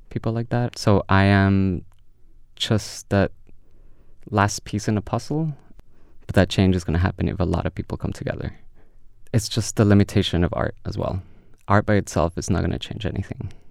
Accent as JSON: {"language": "English", "country": "India", "tie": "born there", "second_language": "English", "moved": "as an adult", "said": "India. I was born in India. I came for here for education, so definitely India."}